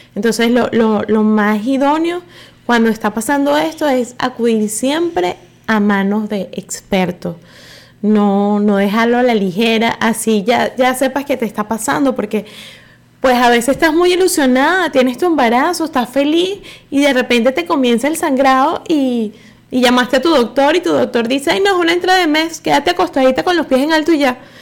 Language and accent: Spanish; Venezuela